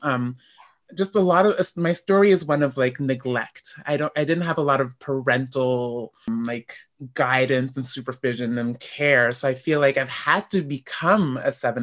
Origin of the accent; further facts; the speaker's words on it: Canada; I am African Canadian